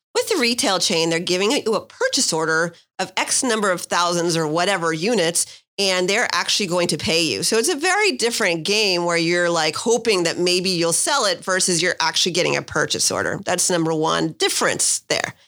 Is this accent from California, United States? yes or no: yes; San Francisco Bay Area, California, United States; moved away as an adult; also born or lived in New York / Miami / Santa Barbara; now in San Diego, United States; I grew up in the San Francisco Bay Area